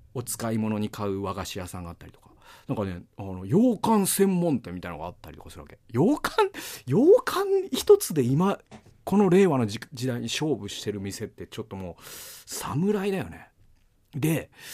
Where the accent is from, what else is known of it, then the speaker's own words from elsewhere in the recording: Mikawa, Aichi, Japan; also born or lived in Toyohashi / Gamagori; now in Tokyo, Japan; 僕はもう三河出身とか、三河の人間だという自覚が今も失ってないから